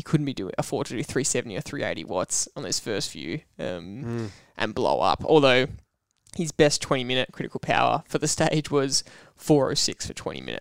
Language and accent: English; Australia; as an Aussie